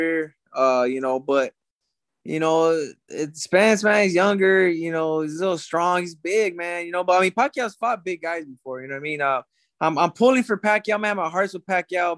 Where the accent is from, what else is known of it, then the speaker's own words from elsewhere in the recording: South El Monte, California, United States; I grew up in South Almani